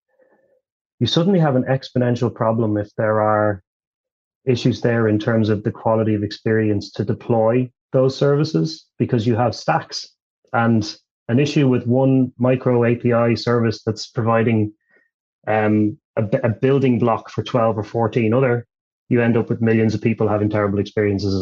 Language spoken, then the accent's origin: English; Ireland; moved away; I'm originally from Ireland